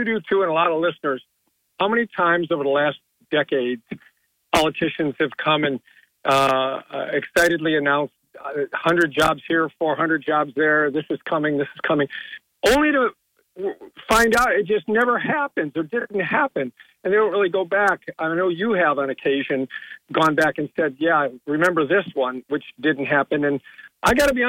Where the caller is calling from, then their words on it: Owego, New York, United States; from Owego.